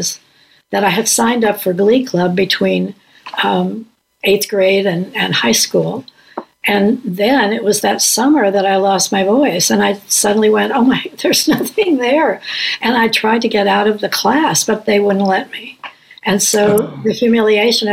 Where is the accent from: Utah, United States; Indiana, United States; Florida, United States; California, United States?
Indiana, United States; Indianapolis; I grew up in Indianapolis.